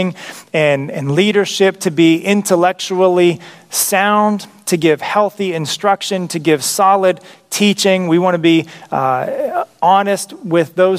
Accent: United States; as American Christians

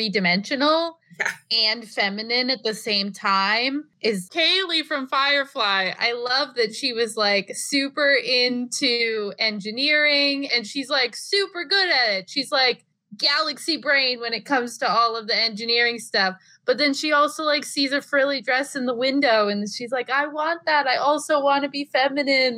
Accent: Rhode Island, United States; accent: thick Rhode Island regional accent; I have a pretty thick Rhode Island regional accent

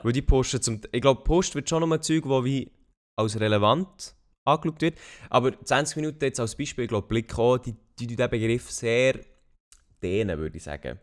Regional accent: Switzerland; als Schweizer Bürger

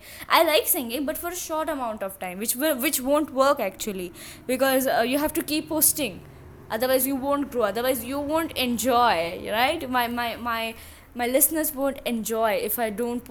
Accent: India; I'm from India

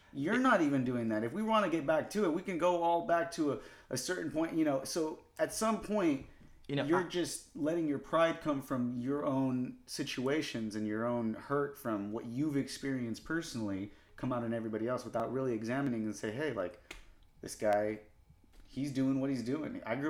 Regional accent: United States; You know, like Americanized, like I was born in America. Yeah. I was here the whole time. I didn't grow up in Mexico. I don't even have any living relatives that I know of in Mexico.

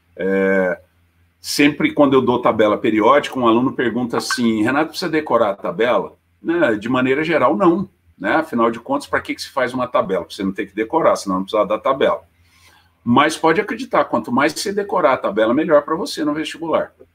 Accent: Poços de Caldas, Minas Gerais, Brazil; accent: caipira; eu sou de Poços, né, mineiro, é, meu sotaque também não nega, né, caipirão para caramba

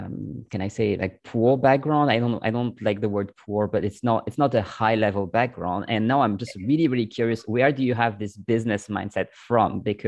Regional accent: Dijon, Bourgogne-Franche-Comté, France; English is a second language; also born or lived in Lyon; I'm from Dijon, so it's not that far.

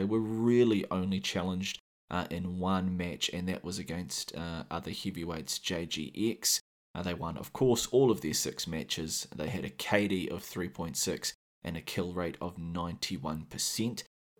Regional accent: New Zealand; accent: New Zealand; So yeah, if you can't handle my sexy Kiwi accent for too long, I will leave some timestamps in the show notes

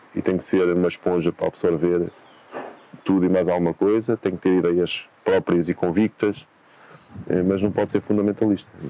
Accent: Tomar, Santarém District, Portugal; moved away as an adult; estamos na cidade de Tomar, eh, é cidade onde eu nasci, onde a minha família, eh, reside, eh, a cidade onde eu cresci

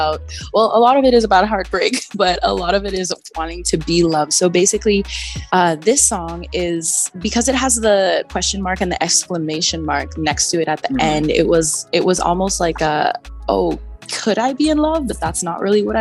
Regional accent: Trinidad & Tobago; now in Toronto, Canada; I'm originally from Trinidad and Tobago, which it is the land of free spirit and lots of music and culture. So when moving to Canada

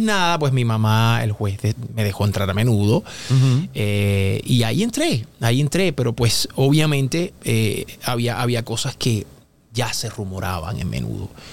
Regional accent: Puerto Rico; Yo soy de Puerto Rico, yo hablo inglés, pero desde niño pues yo no hablaba mucho inglés

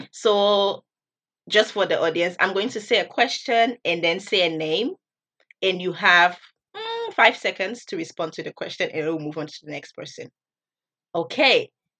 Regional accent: Liberia; now in Beppu, Japan; I come from Liberia, and I'm currently a fourth semester student here at APU.

